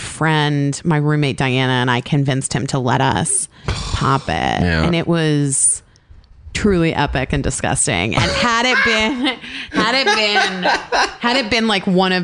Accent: Arizona, United States; I grew up in Arizona

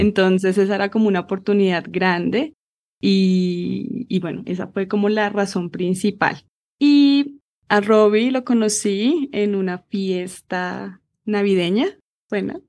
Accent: Bogotá, Colombia; accent: Rola; moved away as an adult; also born or lived in England; Nací en la ciudad de Bogotá, crecí acá, estudié acá

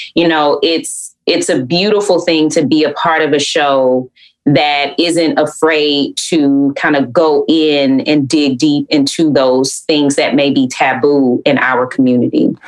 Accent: Atlanta, Georgia, United States; growing up in Atlanta

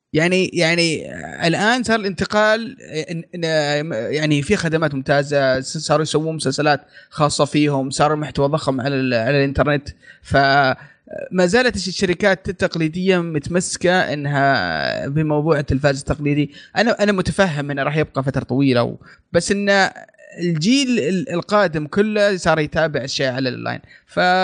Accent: Saudi Arabia; هنا عندنا في السعوديه

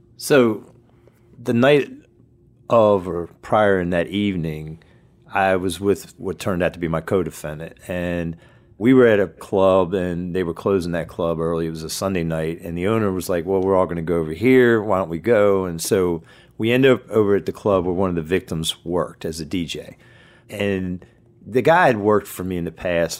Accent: Churchville, Maryland, United States; I grew up in a small town called Churchville's. It's in Harford County, in between two bigger towns that folk would know, Bel Air and Aberdeen

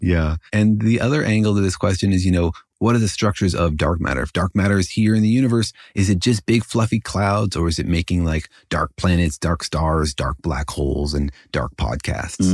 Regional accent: United States; I'm an American

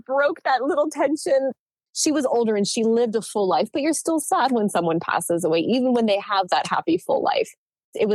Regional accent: New Jersey, United States; moved away as an adult; also born or lived in Northeast Pennsylvania; now in San Diego, United States; I grew up in New Jersey

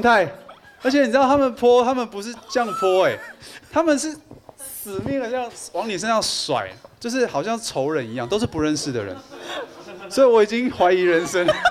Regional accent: Taipei, Taiwan; also born or lived in Yunlin County, Taiwan; 我小时候是在云林的乡下长大。 ，呃，后来念小学之后到台北来

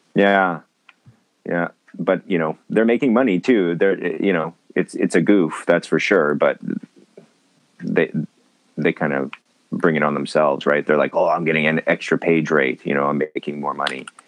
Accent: Winnipeg, Manitoba, Canada; also born or lived in Vancouver, Canada; now in Japan; I'm originally from Winnipeg, Manitoba

